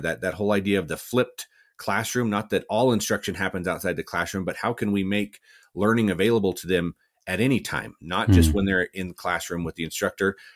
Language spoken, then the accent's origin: English; Cortez, Colorado, United States; also born or lived in Alamosa, Colorado; born and raised in Southwest Colorado, uh, a little town called Cortez